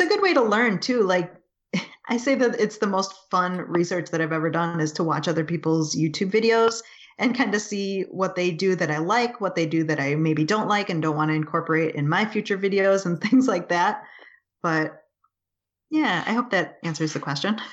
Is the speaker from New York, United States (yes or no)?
yes; Buffalo, New York, United States; also born or lived in California; I was born and we moved away from California into Buffalo.